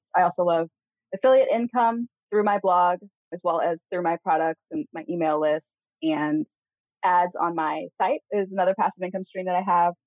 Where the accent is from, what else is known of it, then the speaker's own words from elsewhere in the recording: Missouri, United States; moved away as an adult; now in Pacific Northwest, United States; we are from Missouri and the house that we had there was actually hers originally.